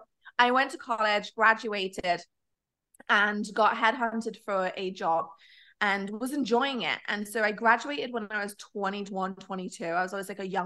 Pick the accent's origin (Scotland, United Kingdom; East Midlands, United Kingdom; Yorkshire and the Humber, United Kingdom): East Midlands, United Kingdom; Nottingham; I was actually born in the UK, actually Nottingham